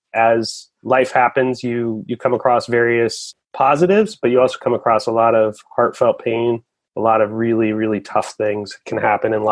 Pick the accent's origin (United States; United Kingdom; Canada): United States; Portland, Oregon; I grew up in Portland, Oregon, grew up in the rain